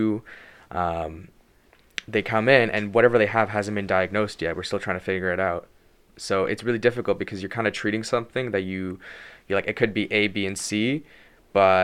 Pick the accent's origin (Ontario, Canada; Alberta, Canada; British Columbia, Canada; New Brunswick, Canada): British Columbia, Canada; Vancouver; moved away as an adult; now in Montreal, Canada; I'm from Vancouver